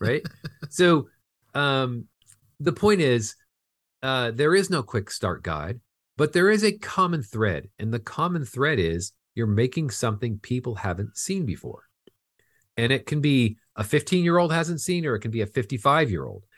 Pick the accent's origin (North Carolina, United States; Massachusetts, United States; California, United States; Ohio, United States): California, United States; Fullerton; I grew up in Fullerton, California, which is just in the border of L A and Orange County